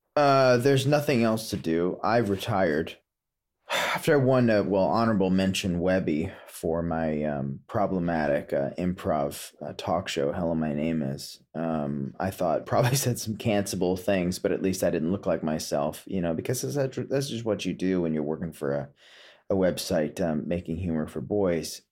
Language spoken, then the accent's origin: English; Potomac, Maryland, United States; moved away; also born or lived in Woodstock, New York / California; growing up in Potomac, Maryland